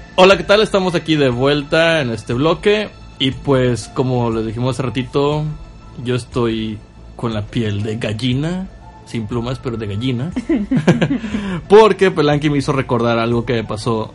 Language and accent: Spanish; Ciudad Valles, San Luis Potosí, Mexico; yo soy de Ciudad Valles